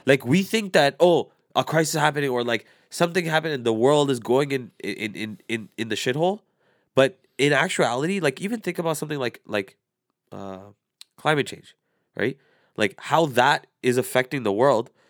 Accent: Canada; I was born and raised here

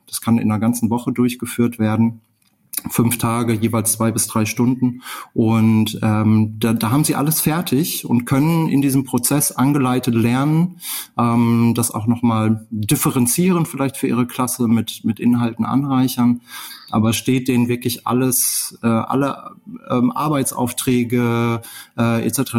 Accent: Ruhr area, North Rhine-Westphalia, Germany; moved away as an adult; ich komme aus dem Ruhrgebiet äh, und äh, bin hier geboren

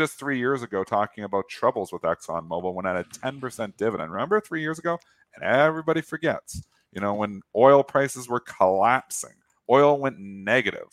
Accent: Canada; I'm Canadian

